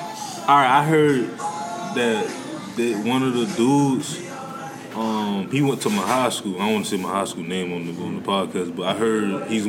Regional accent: the South, United States; I love all hip-hop, but, like, I'm like, man, I'm from the South, you know

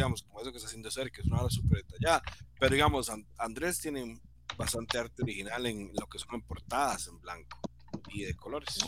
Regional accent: San Sebastián, San José, Costa Rica; Yo soy de San Sebastián

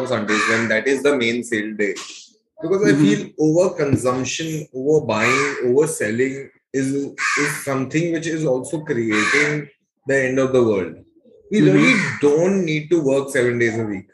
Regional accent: Mumbai, Maharashtra, India; also born or lived in Kandivali, Mumbai; I'm a thoroughbred Bandra boy. Born in Bandra, lived in Bandra

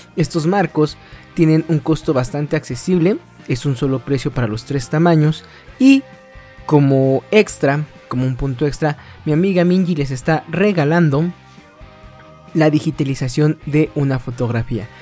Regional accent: Mexico; todos los que somos mexicanos y que practicamos esta bonita costumbre

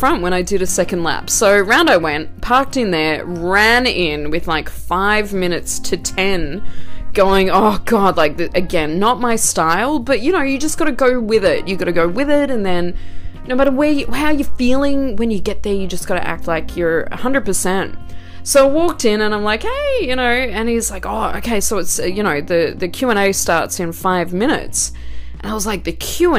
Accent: Australia; moved away; Obviously I'm not from here, I'm Australian

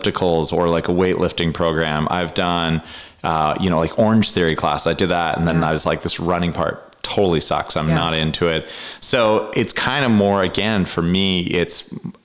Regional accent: Canada; moved away; I grew up in Canada

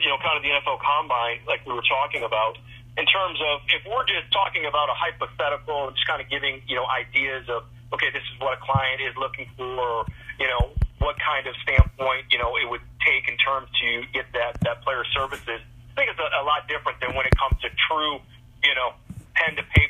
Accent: Michigan, United States; I'm from Michigan. I grew up a Detroit Lions fan

